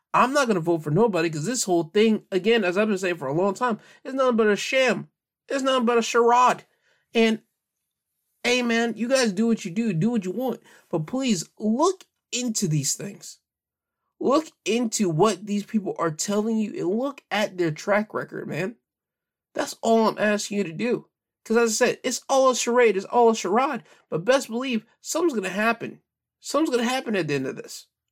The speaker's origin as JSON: {"language": "English", "country": "United States", "said": "I'm cool with being an American"}